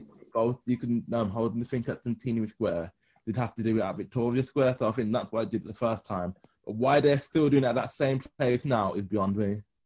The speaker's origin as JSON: {"language": "English", "town": "Birmingham", "region": "West Midlands", "country": "United Kingdom", "said": "my city because I love Birmingham"}